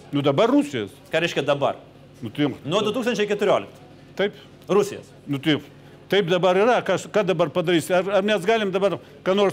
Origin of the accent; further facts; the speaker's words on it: Ukraine; moved away; aš pats esu ukrainietis.